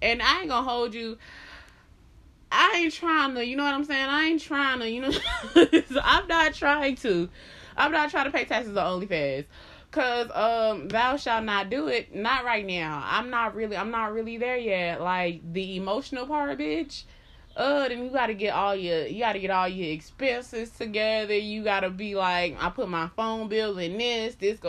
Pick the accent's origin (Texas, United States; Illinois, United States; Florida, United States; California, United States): Florida, United States; Miami; Because, y'all, before I moved up here, I was from Miami.